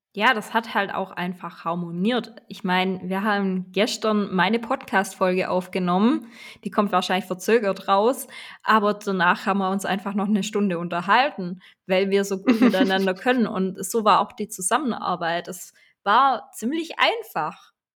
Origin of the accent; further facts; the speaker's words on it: Swabia, Baden-Württemberg, Germany; accent: Swabian; Ich komme aus dem Schwabenländle. Ich versuche mich anzustrengen, aber hin und wieder kommt dann der schwäbische Dialekt durch